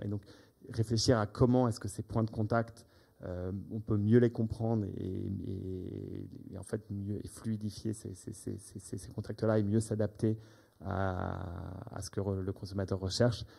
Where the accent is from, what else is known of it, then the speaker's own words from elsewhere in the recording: United States; moved away; J'ai grandi aux États-Unis